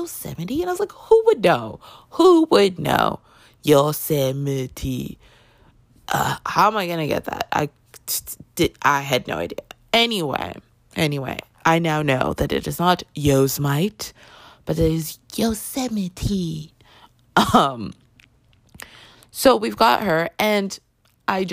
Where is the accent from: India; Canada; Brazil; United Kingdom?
Canada; I grew up in Canada